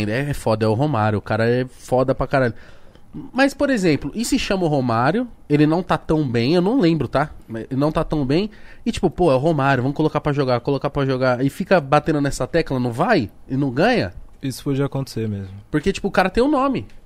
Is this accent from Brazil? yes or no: yes; Osasco, São Paulo, Brazil; Só, só que o foda é que eu sou de Osasco